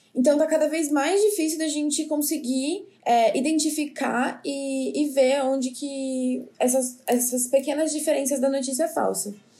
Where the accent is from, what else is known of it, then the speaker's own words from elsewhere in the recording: São Paulo, Brazil; now in Petrolina, Brazil; sou de São Paulo